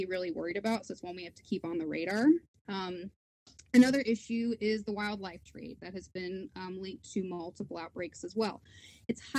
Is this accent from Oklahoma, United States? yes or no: yes; Oklahoma, United States; now in Houston, United States; So I grew up in Oklahoma